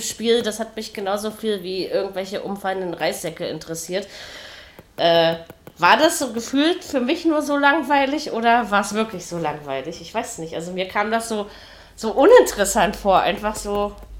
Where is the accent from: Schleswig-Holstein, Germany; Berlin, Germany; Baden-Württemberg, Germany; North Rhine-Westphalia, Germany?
Berlin, Germany; Berliner bin ich und ich bin auch Ossi